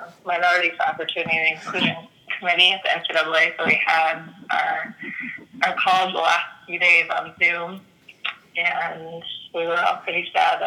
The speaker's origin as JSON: {"language": "English", "region": "Northern California", "country": "United States", "tie": "born or raised there", "said": "I grew up in Northern California, where my parents really got into sports"}